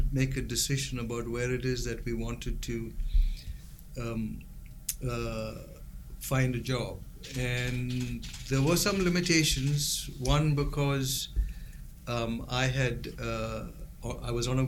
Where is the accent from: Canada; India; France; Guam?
India; moved away as an adult; also born or lived in Chicago, United States / England; now in Iowa City, United States; So I was born in India. I came here when I was 2 years old, went back when I was 4 years old, and then grew up, did my entire growing up in India.